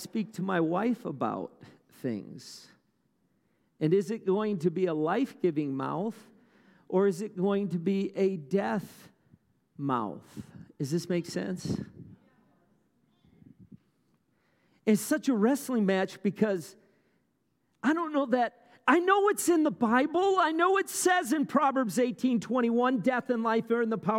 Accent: Wisconsin, United States; I grew up in Wisconsin, about an hour from Madison, north of Madison, a little farming town

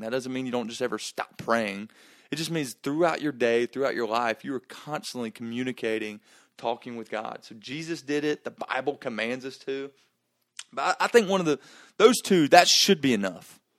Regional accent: Gainesville, Georgia, United States; I grew up in Gainesville, Georgia

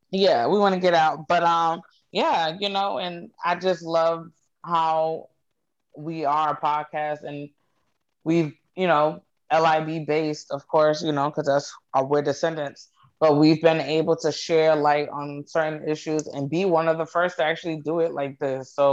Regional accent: North Dakota, United States; I'm from North Dakota.

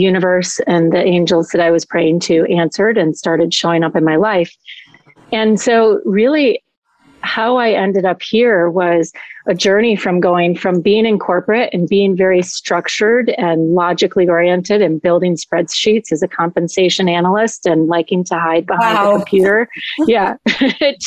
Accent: Madison, Wisconsin, United States; moved away as an adult; also born or lived in Colorado; now in Florida, United States; I grew up in Madison, Wisconsin. So I'm a Midwestern girl at heart

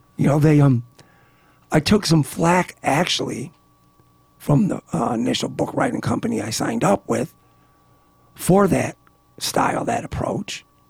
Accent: Niagara Falls, United States; growing up in Niagara Falls, like I said, the subject matter became part of my life as early as a 15-year-old attending high school basketball games.

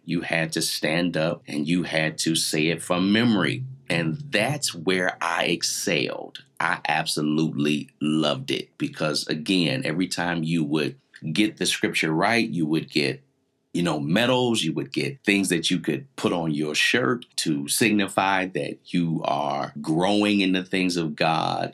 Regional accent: Canton, Ohio, United States; I grew up in Canton, Ohio

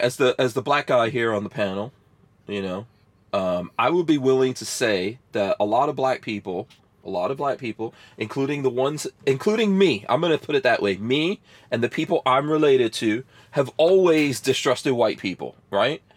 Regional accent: Guyana; now in United States; I was born in Guyana, and I'm half black and half Indian

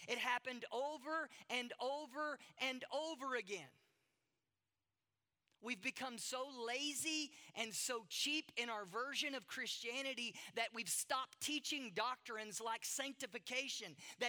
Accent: Durban, KwaZulu-Natal, South Africa; I'm from Durban and you're from America. You don't know what it's like to be me. You don't know what it's like to be an Indian woman.

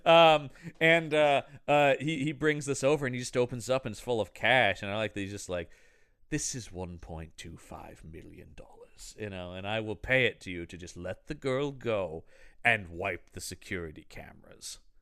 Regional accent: United States; I am an American, I speak my language

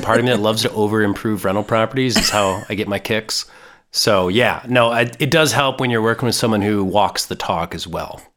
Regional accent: Minnesota, United States; I'm born and raised in Minnesota

